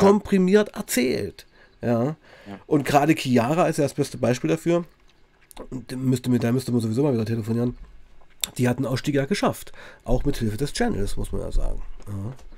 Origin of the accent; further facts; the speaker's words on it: Weißenfels, Saxony-Anhalt, Germany; ich komme ja aus Weißenfels, Sachsen-Anhalt, also wirklich tiefster Osten